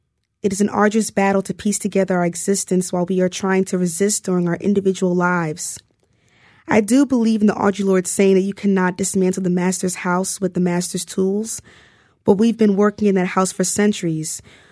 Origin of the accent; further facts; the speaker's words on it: New Jersey, United States; I came from New Jersey and I knew that like part of the reason why Harlem seemed attractive to me because it seemed safer